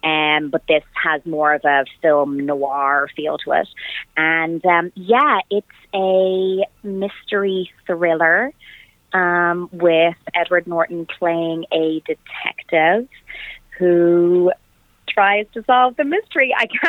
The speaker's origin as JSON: {"language": "English", "country": "Ireland", "said": "And I am Irish and the character was Irish"}